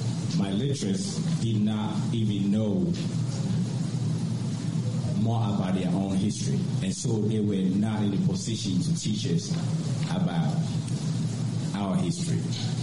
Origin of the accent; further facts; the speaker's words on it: Volta, Ghana; moved away as an adult; from Ghana, West Africa.